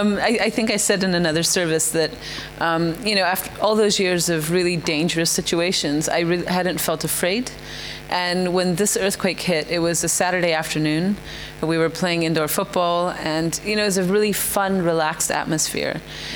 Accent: India; So I actually was born and raised in India, even though I'm not Indian.

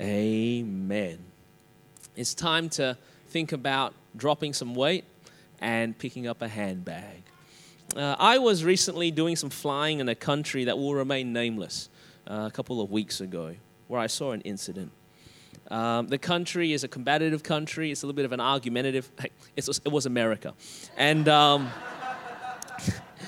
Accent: Australia; accent: Australian; my Australian accent

